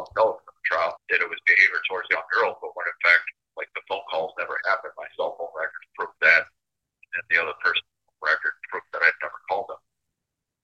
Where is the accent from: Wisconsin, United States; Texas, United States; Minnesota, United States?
Minnesota, United States; also born or lived in Fort Wayne; I was a born citizen of Minnesota. I'm actually from Fort Wayne.